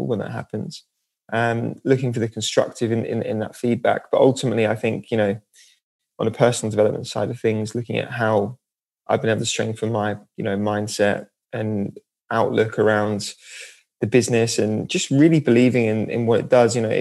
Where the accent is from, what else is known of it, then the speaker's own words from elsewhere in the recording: Norwich, East of England, United Kingdom; now in London, United Kingdom; I'm from Norwich, which is by the sea.